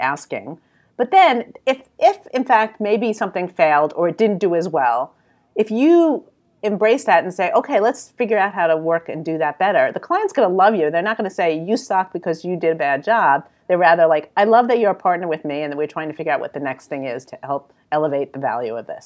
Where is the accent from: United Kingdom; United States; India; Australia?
United States; New York City, New York; accent: New York; now in Philadelphia, United States; I'm really from New York.